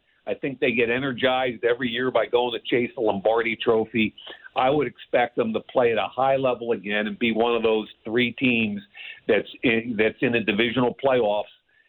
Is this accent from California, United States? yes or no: no; Philadelphia, Pennsylvania, United States; I'm from Philly